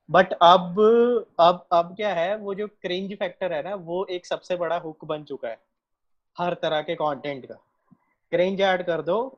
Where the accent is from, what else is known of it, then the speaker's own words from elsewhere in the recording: Punjab, India; मैं पंजाब से हूँ